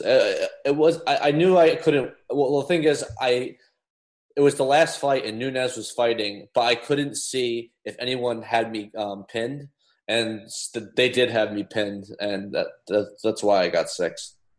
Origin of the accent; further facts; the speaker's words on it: New Jersey, United States; I was born and raised in New Jersey